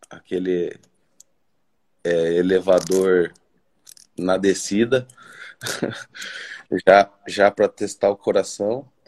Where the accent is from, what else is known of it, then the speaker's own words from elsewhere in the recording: Cuiabá, Mato Grosso, Brazil; Cara, eu sou de Cuiabá, Mato Grosso.